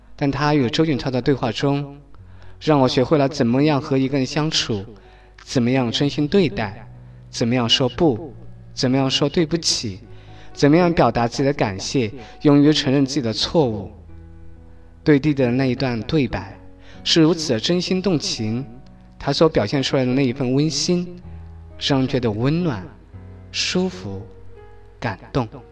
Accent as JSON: {"language": "Chinese", "region": "Chongqing", "country": "China", "also_born_or_lived": "Shuangliu, Chengdu, Sichuan", "accent": "Chongqing dialect", "moved": "yes", "lives_now": "Bozhou, China", "said": "我选择用重庆方言来做一档节目"}